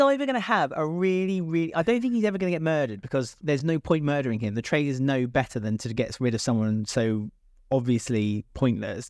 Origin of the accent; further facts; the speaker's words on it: United Kingdom; as a British person